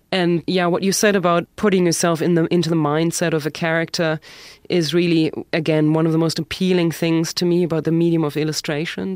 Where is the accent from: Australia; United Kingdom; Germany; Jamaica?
Germany; accent: German; English is a second language; moved away as an adult; also born or lived in Berlin; now in New York City, United States; when I lived in Germany